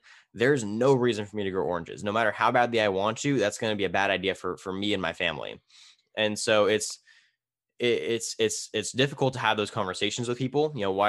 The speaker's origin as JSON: {"language": "English", "town": "Tulare", "region": "California", "country": "United States", "tie": "born or raised there", "said": "It's Tulare, California."}